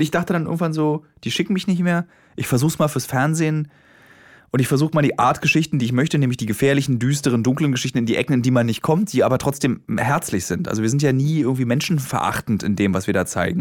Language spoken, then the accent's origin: German; Berlin, Germany; als Berliner